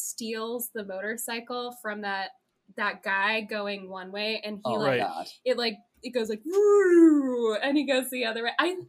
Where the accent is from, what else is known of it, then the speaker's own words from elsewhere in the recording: California, United States; now in Massachusetts, United States; I grew up in California